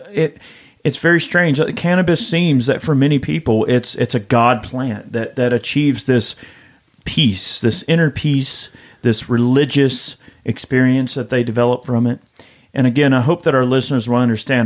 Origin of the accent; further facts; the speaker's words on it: Georgia, United States; I'm a redneck from Georgia.